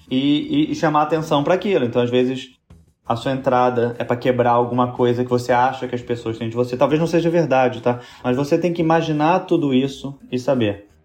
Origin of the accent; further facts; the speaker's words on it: Rio de Janeiro, Brazil; eu sou do Rio também